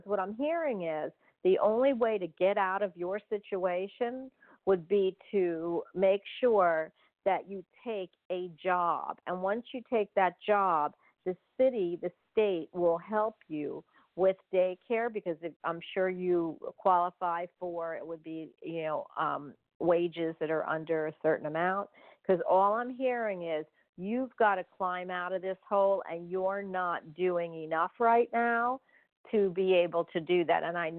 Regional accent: New York, United States; There's things you can do, and especially in New York. I came from New York.

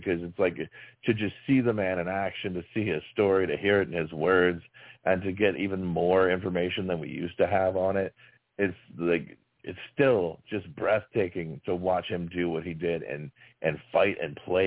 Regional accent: Dallas, Texas, United States; now in Oklahoma, United States; I grew up in Dallas

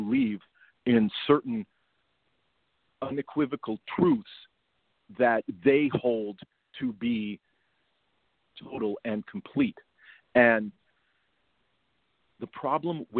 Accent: United States; we as an American society

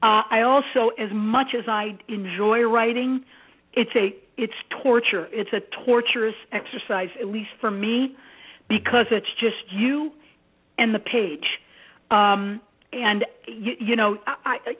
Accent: Gary, Indiana, United States; also born or lived in Athens, Greece / Merrillville, Indiana; I was raised by my adoptive family in Gary, Indiana

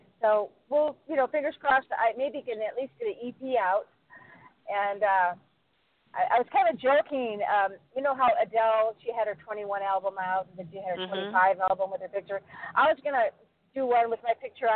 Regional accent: Michigan, United States; now in California, United States; Michigan, which is my home state

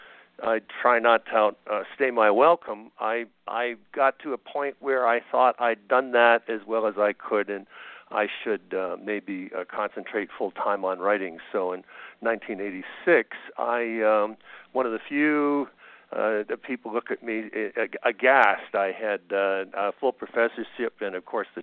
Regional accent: Kitchener, Ontario, Canada; moved away as an adult; now in United States; I was raised in a town near Toronto called Kitchener-Waterloo

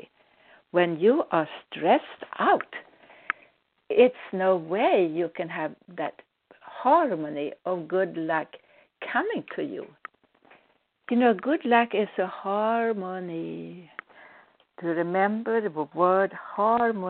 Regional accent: Sweden; now in United States; I'm a Swedish-born psychic healer, a medical intuitive, living in the United States

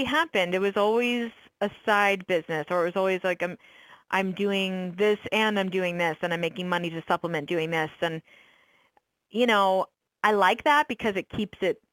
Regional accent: Orlando, Florida, United States; moved away as an adult; also born or lived in San Francisco / New York; move back to Orlando, which is my hometown

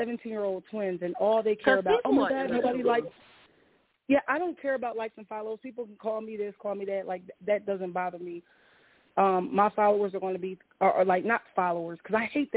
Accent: Coatesville, Pennsylvania, United States; now in South Carolina, United States; I'm from Philadelphia, like right outside of Philly, Coatesville.

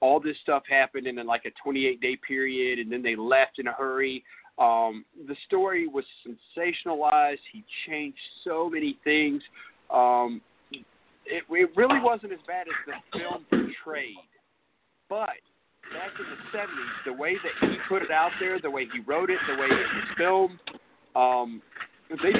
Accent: Mayflower, Arkansas, United States; also born or lived in California; I grew up in Mayflower.

